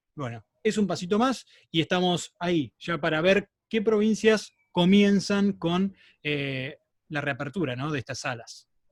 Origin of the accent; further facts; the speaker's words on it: Entre Ríos, Argentina; moved away; vengo de un pueblo de Entre Ríos